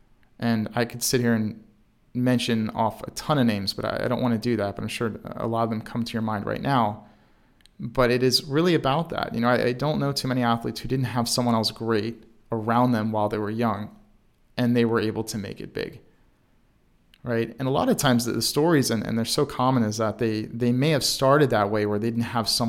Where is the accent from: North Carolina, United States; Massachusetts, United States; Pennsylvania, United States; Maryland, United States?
Maryland, United States; Baltimore; even though I was not in Chicago, I'm from Baltimore, Maryland